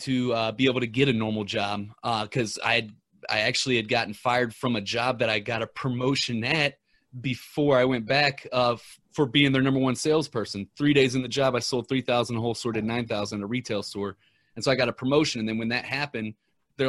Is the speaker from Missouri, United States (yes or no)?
yes; Ferguson, Missouri, United States; I'm from Ferguson, Missouri